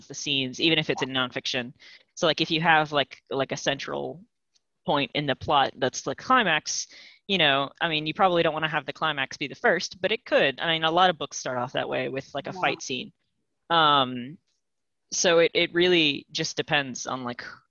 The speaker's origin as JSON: {"language": "English", "region": "Louisiana", "country": "United States", "moved": "yes", "said": "I'm from Louisiana"}